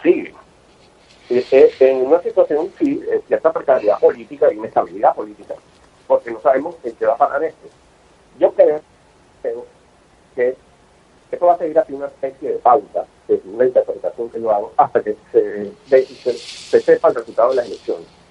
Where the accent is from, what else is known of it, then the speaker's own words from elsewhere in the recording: Venezuela; now in Catalonia, Spain; yo soy venezolano, básicamente, ya viví en Venezuela, tengo unos años acá